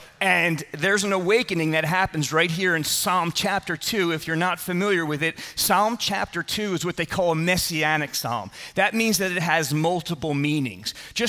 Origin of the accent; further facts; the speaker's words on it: Philadelphia, Pennsylvania, United States; And most of you know I grew up in Philadelphia, not far from where Bob grew up.